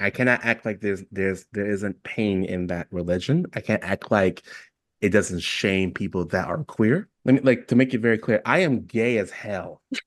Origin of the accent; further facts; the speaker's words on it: New York City, New York, United States; now in Oregon, United States; I'm still from New York City.